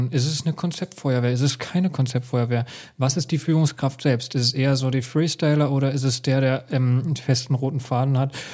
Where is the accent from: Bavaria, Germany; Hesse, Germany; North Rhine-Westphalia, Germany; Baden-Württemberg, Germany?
Hesse, Germany; aber ich bin Hesse, ich darf das.